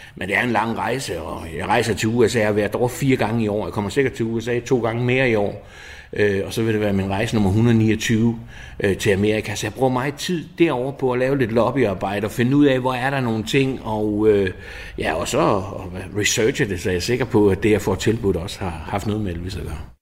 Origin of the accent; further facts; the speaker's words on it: Odense, Southern Denmark, Denmark; Jeg er født og opvokset i Odense